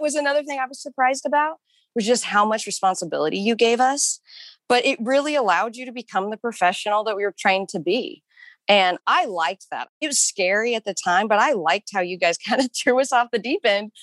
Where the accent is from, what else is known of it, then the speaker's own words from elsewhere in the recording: Kansas, United States; moved away as an adult; also born or lived in New York City / Pittsburg, Kansas; now in Denver, United States; I was born and raised in Kansas